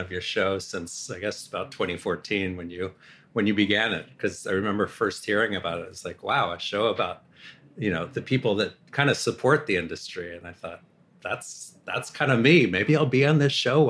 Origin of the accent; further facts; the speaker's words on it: Berkeley, California, United States; moved away; I grew up in Berkeley